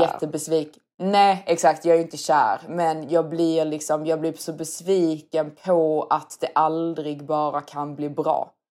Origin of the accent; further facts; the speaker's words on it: Sweden; som svensk